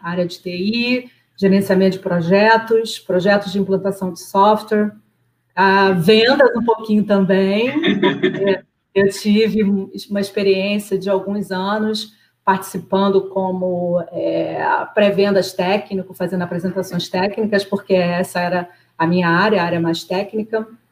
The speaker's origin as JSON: {"language": "Portuguese", "town": "Nova Iguaçu", "region": "Rio de Janeiro", "country": "Brazil", "moved": "as an adult", "lives_now": "Canada", "said": "Eu sou de Nova Iguaçu, eu sou de uma cidade pobre né, do Rio de Janeiro"}